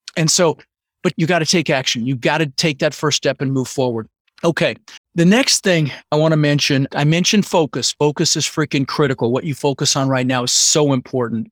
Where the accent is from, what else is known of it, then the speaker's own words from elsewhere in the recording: Denver, Colorado, United States; English is a second language; also born or lived in Netherlands; I was born in the Netherlands, wooden shoes and windmills, and immigrated when I was six years old with my brother Albert and my mother's Vaantje, and grew up in Denver